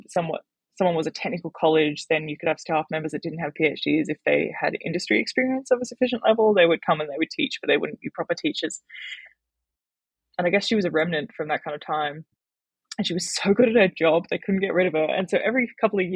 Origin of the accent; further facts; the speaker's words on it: Logan, Queensland, Australia; now in Hobart, Australia; I grew up in Logan, home of the Logan Bogans, and that never felt like home.